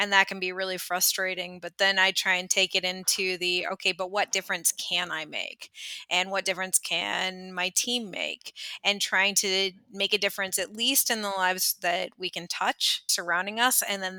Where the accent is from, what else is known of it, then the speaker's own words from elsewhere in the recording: California, United States; I grew up in Northern California, about 5.5 hours north of San Francisco. So the middle of nowhere, lots of redwood trees, beautiful coastline, not a lot else.